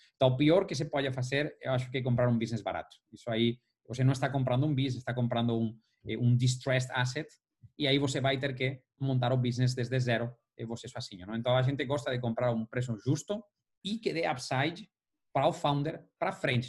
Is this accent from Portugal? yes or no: no; Valencia, Valencian Community, Spain; now in São Paulo, Brazil; eu sou de Valência